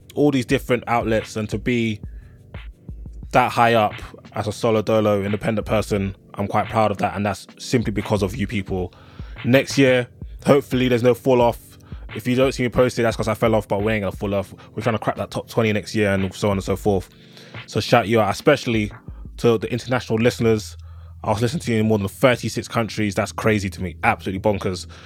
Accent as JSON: {"language": "English", "region": "London", "country": "United Kingdom", "said": "I'm a Londoner"}